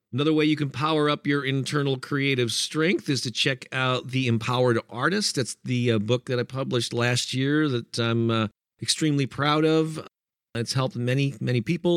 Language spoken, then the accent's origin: English; St. Louis, Missouri, United States; my hometown of Saint Louis